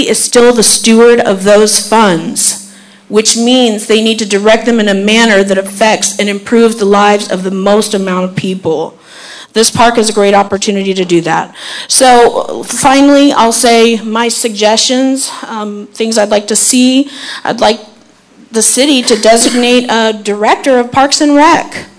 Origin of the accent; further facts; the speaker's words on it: Zephyrhills, Florida, United States; now in Dade City, United States; I do a lot of business in Zephyrhills. I grew up in Zephyrhills. I have a lot of very fond childhood memories at Zephyr Park, playing tennis and racquetball there, walking the Zephyr Lake with my grandpa